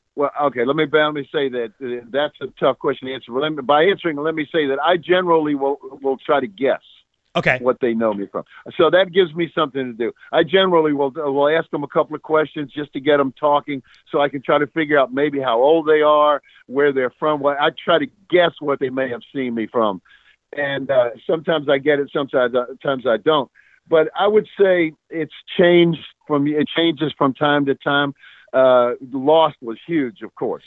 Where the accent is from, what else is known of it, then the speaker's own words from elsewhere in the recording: Mississippi, United States; moved away; also born or lived in New Orleans, Louisiana / California; I grew up down south. I'm a Mississippi, New Orleans from that from that neck.